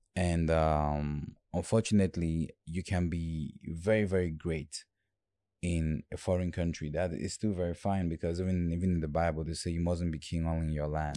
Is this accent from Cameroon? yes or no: yes; Bafoussam, West, Cameroon; also born or lived in Bamenda / Douala; now in United States; I was born in Bamenda, and I grew up in Bafoussam, which is the French part